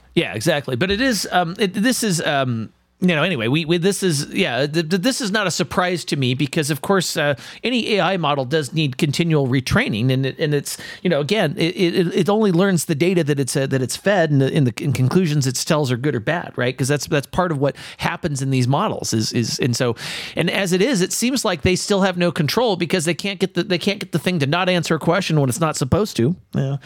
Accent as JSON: {"language": "English", "region": "California", "country": "United States", "said": "I'm from California"}